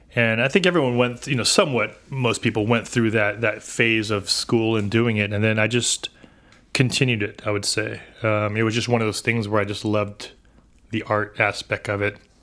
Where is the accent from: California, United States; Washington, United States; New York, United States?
California, United States; San Diego; born and raised here in San Diego